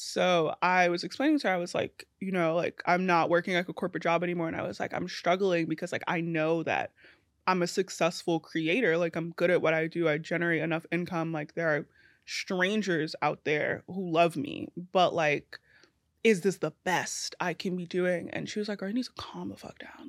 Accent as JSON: {"language": "English", "town": "New York City", "region": "New York", "country": "United States", "tie": "born or raised there", "also_born_or_lived": "Trinidad and Tobago / Queens", "said": "grew up in East New York, so, like, in Brooklyn"}